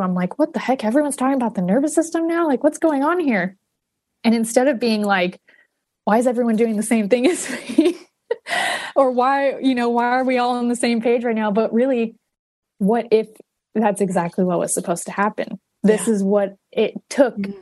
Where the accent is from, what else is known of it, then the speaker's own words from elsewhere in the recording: Huntington Beach, California, United States; moved away as an adult; now in Northern California, United States; Southern California, where I'm from. Um, I'm from Huntington Beach